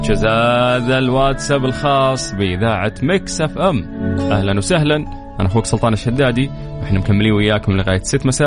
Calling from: Egypt; انا … من مصر متواجد في الشمال بمناسبه اني خريج كليه القران الكريم

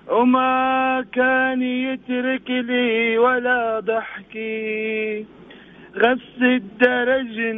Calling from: Jeddah, Makkah Province, Saudi Arabia; اكلمك من جدة حبيبي

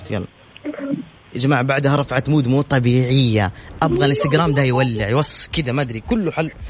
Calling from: Mecca, Makkah Province, Saudi Arabia; من مكه

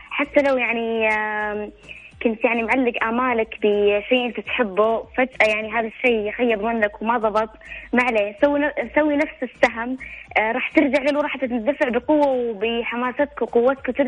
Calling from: Taif, Makkah Province, Saudi Arabia; اكلمك آه، من الطايف

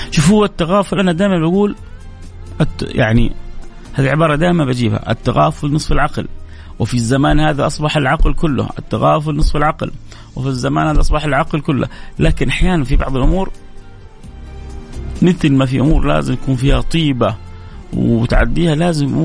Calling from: Riyadh, Riyadh Province, Saudi Arabia; السلام عليكم … من الرياض

